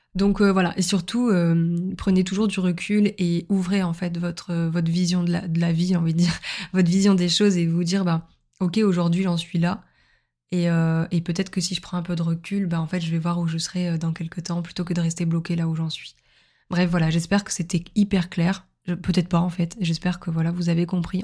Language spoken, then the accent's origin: French; Montpellier, Occitania, France; moved away as an adult; now in Lille, France; ma ville natale qui est Montpellier